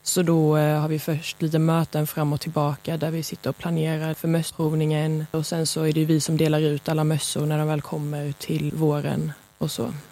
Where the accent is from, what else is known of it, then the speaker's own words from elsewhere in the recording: Lund, Skåne, Sweden; Jag är från Lund